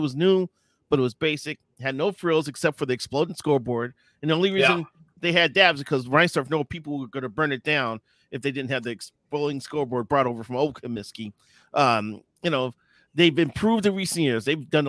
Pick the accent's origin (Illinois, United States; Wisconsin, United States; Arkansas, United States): Illinois, United States; Chicago; I would put my hometown Chicago White Sox Park in that spot.